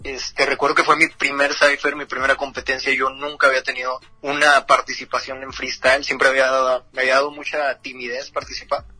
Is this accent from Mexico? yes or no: yes; Ciudad Juárez, Chihuahua, Mexico; freestyler de Ciudad Juárez, Chihuahua, la frontera grande